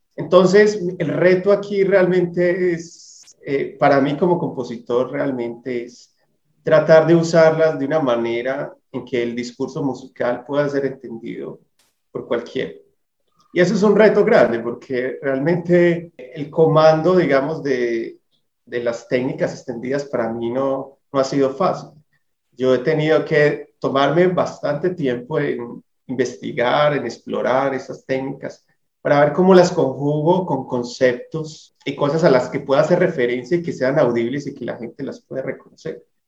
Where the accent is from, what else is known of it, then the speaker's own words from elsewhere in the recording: Colombia; el que nos une como colombianos